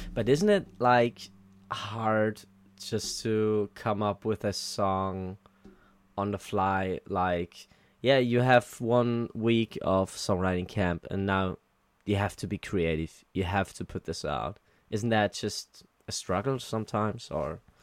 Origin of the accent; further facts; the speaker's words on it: Germany; I'm from Germany